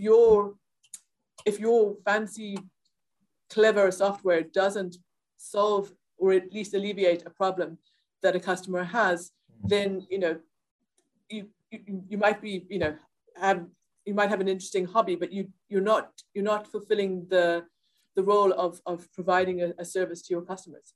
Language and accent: English; South Africa; moved away as an adult; now in Ireland; I grew up in South Africa. Um, and yes. I've lived in Ireland for just over 20 years